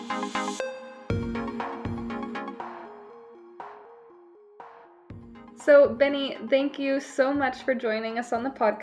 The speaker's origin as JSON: {"language": "English", "town": "Dallas", "region": "Texas", "country": "United States", "tie": "born or raised there", "moved": "yes", "lives_now": "Stockholm, Sweden", "said": "my hometown of Dallas, Texas"}